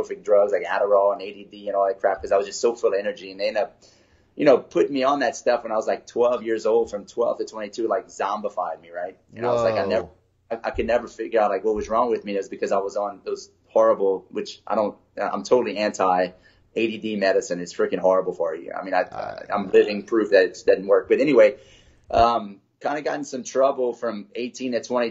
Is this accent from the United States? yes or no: yes; Lafayette, Louisiana, United States; I was born and raised in Lafayette, Louisiana